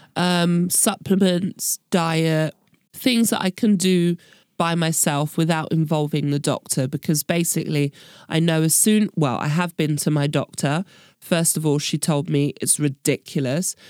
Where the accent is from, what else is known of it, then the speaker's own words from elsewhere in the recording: United Kingdom; moved away as an adult; now in Berlin, Germany; I'm British and that I don't speak German